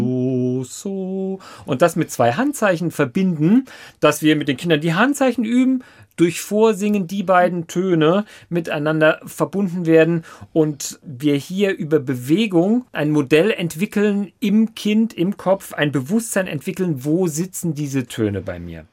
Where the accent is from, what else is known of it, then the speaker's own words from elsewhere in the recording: Saarbrücken, Saarland, Germany; now in Lörzweiler, Germany; das Haus, wo ich aufgewachsen bin, das ist ein kleiner Ort, Herrensur bei Saarbrücken